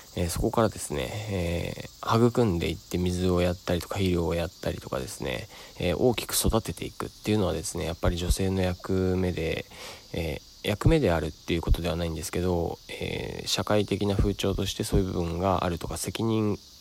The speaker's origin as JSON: {"language": "Japanese", "town": "Sado", "region": "Niigata", "country": "Japan", "tie": "born or raised there", "moved": "yes", "said": "佐渡島から、えー、僕の故郷ですね、からお送りしております"}